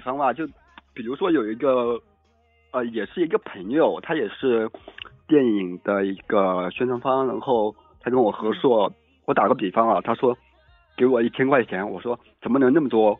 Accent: Yangzhou, Jiangsu, China; 我江苏扬州的

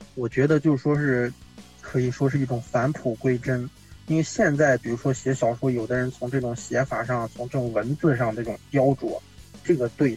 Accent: Yangquan, Shanxi, China; moved away as an adult; 作为一个羊圈人

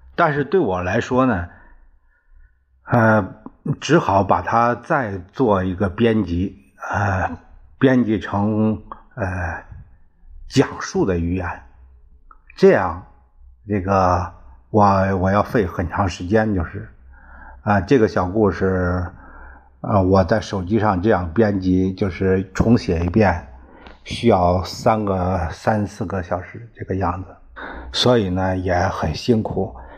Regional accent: China; 就像我们中国人指天发誓

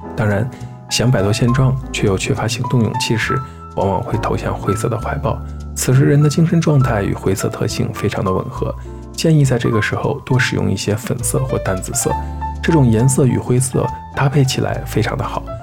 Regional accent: Xi'an, Shaanxi, China; 作为一名西安人

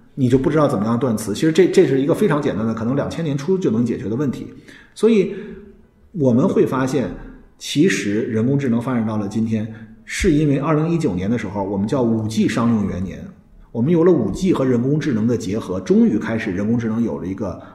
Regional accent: China; 我们中国人

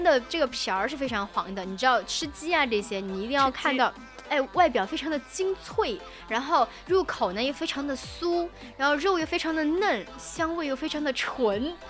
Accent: Sichuan, China; 我们是四川人嘛

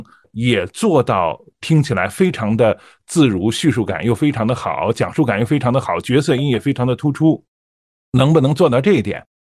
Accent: Shandong, China; 我是山东人，

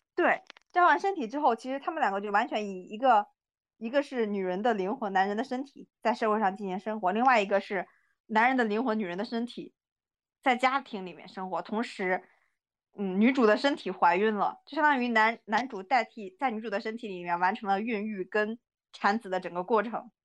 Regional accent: China; 我老家旁，旁边，呃，山西有一个地方叫娘子关

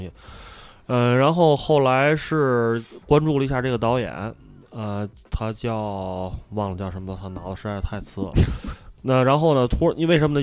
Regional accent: China; 跟我们中国人的意识形态差距甚远

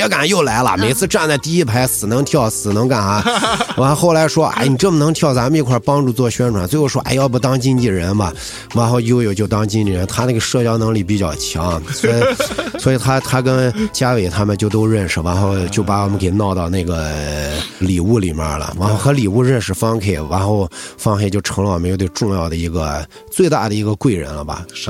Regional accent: Yinchuan, Ningxia, China; 我是银川土生土长的

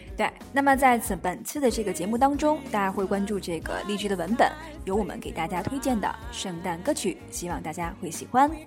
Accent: Tianjin, China; 咱们天津这边，就是像，呃，滨江道这块儿，每次都堵得这个水泄不通哈

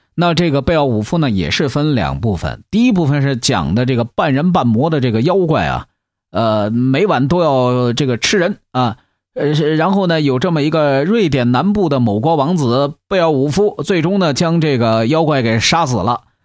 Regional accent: China; 我们中国人

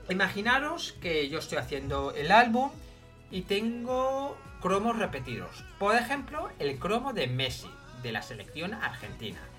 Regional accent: Bilbao, Basque Country, Spain; lo más normal en mi tierra es bajar. Bilbao.

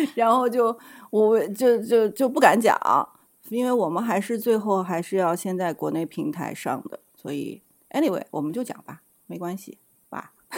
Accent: China; moved away; 因为我是大陆来的

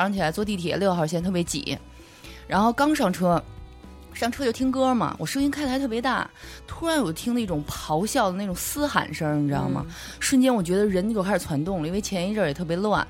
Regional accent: Beijing, China; 我土生土长北京人

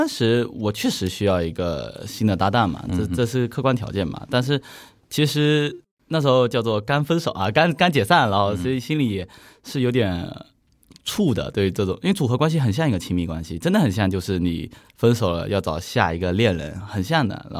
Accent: Nanping, Fujian, China; 我是南平，

